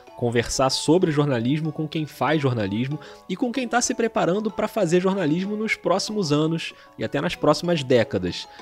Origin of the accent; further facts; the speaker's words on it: Rio de Janeiro, Brazil; eu sou do Rio de Janeiro.